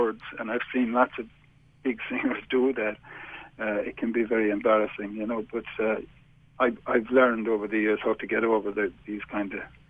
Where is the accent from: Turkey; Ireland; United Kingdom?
Ireland; Limerick, Munster; now in Galway, Ireland; I'm from right in the heart of the city. In fact, I wrote a full album about growing up in Limerick called